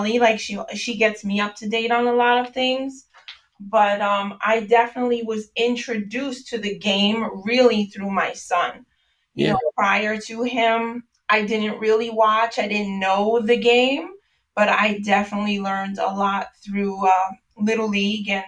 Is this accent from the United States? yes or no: yes; New York, United States; moved away; I'm originally from New York